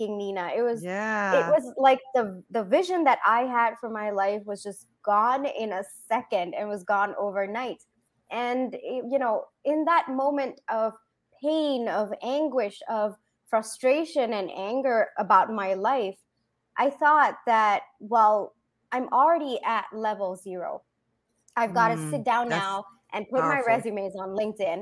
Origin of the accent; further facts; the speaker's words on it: Singapore; moved away; also born or lived in India / Bangalore, India; I was born in India, raised in Singapore, then did my engineering in Bangalore